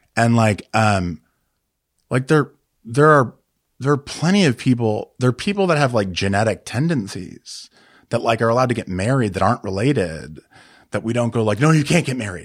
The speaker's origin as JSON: {"language": "English", "town": "Chicago", "region": "Illinois", "country": "United States", "tie": "born or raised there", "also_born_or_lived": "Denver, Colorado / Kansas (parents)", "said": "I grew up in Chicago and Denver, my, but my parents are from, uh, Kansas, city Kansas and Wichita, Kansas."}